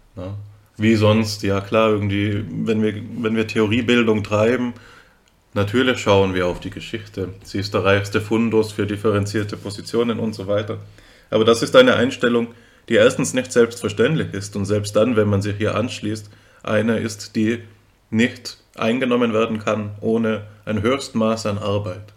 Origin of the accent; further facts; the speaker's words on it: Austria; now in Germany; ich bin ja, bin ja Österreicher, muss, das muss man dazu sagen, falls man es nicht hört